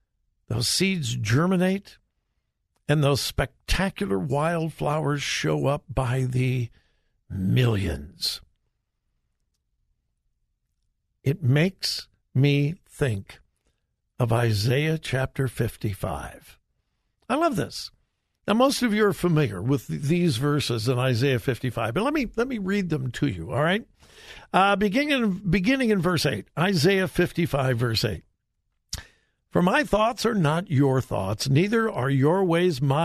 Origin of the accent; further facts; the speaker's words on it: Southern California, United States; born and raised in Southern California, but all my family was from Missouri